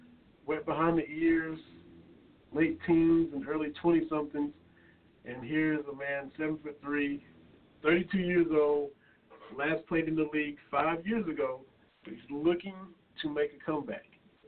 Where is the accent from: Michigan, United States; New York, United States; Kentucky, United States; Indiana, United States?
Kentucky, United States; Harlan County; Harlan County, to my hometown